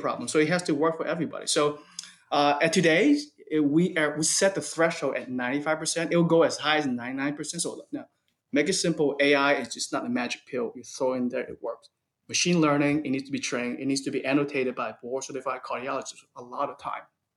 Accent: United States; I'm American

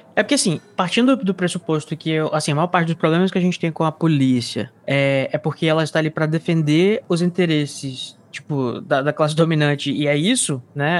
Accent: Brazil; Sou brasileiro

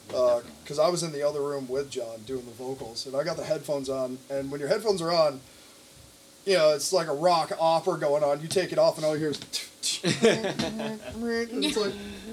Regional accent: Plattsburgh, New York, United States; moved away as an adult; now in Burlington, United States; I grew up in Plattsburgh

